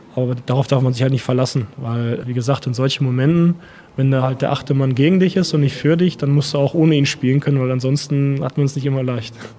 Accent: Hillesheim, Rhineland-Palatinate, Germany; first language Russian; German is a second language; also born or lived in Erlangen; in meinem Rathaus gefragt in Hillesheim damals

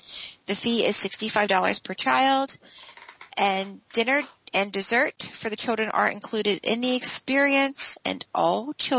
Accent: Pennsylvania, United States; moved away; I'm from Pennsylvania.

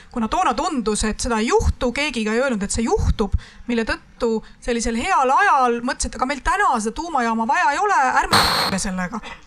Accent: Lüganuse Parish, Ida-Viru County, Estonia; Lüganuse valda, mis on minu koduvald

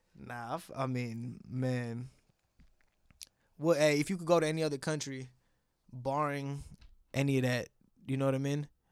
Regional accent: Bangalore, Karnataka, India; moved away; I was born in Bangalore, which is like in, uh, Karnataka

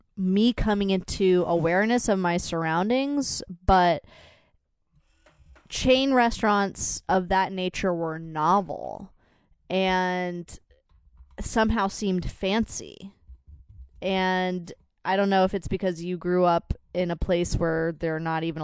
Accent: Fredericksburg, Virginia, United States; moved away; I grew up in Fredericksburg, Virginia

